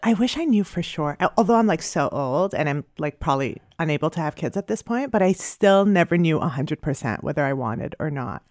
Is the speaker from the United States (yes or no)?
no; Canada; moved away; I'm Canadian